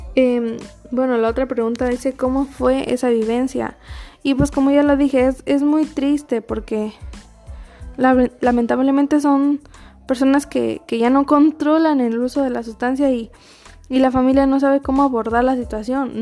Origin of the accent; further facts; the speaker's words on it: Mexico; los, mexicanos somos adictos a, las tradiciones